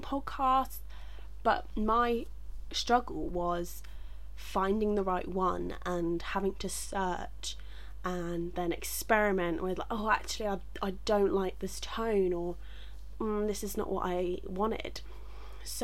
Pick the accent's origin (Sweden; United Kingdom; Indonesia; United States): United Kingdom; England; I'm from England